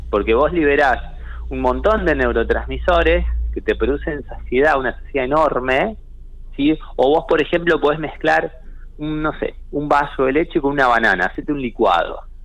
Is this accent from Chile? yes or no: no; Argentina; tenemos un modelo argentino, no somos un modelo europeo